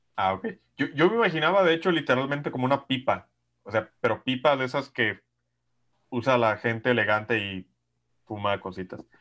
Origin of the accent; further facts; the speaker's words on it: Mexico; desde que nací en México